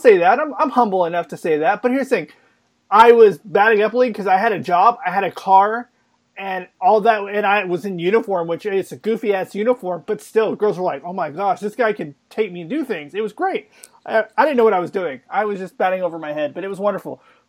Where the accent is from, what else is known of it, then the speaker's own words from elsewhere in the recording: Oklahoma City, Oklahoma, United States; also born or lived in St. Louis; I'm from Oklahoma City